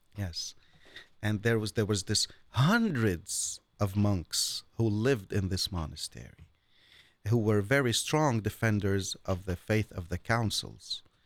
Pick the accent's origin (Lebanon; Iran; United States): Lebanon; Beirut, Beirut Governorate; moved away; also born or lived in mountains of Lebanon; I was born and I grew up in Beirut all my life.